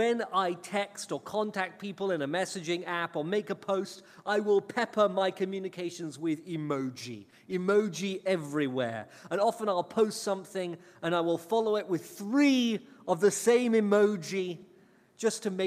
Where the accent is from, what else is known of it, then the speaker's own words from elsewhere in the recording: England, United Kingdom; now in United States; I was banished from England and sent here to America